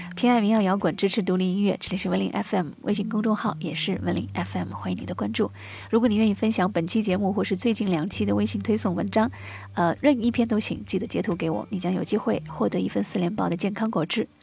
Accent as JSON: {"language": "Chinese", "region": "Shanghai", "country": "China", "also_born_or_lived": "Beijing", "moved": "yes", "said": "我们上海人叫棉毛裤、棉毛衫啊"}